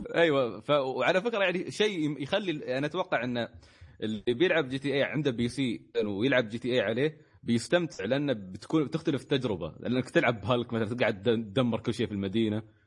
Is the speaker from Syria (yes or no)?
no; Kuwait; عندنا في الكويت